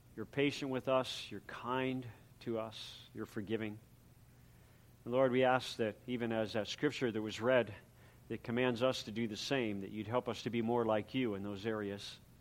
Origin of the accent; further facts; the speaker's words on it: San Pedro, California, United States; also born or lived in Coronado, California / Newport, Rhode Island; then we moved again this time back to California, to San Pedro, California, where I continued school and I entered third grade.